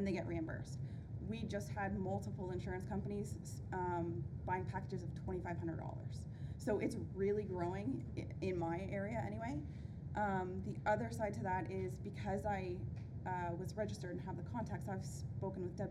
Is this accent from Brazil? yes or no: no; Ontario, Canada; I'm from Ontario, Canada